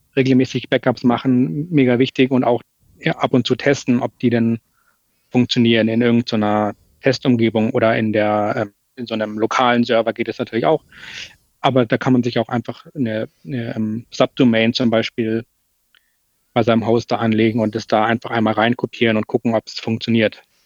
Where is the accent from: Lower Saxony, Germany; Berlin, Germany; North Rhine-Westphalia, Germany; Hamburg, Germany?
Hamburg, Germany; Bei uns in Hamburg äh, sagt man Tschüss